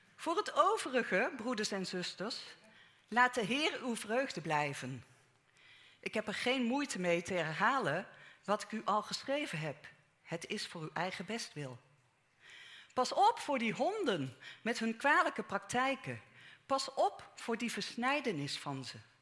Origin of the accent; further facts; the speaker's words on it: Netherlands; persoonlijk ben ik in Nederland geboren. Nederlandse ouders, Nederlandse grootouders aan beide kanten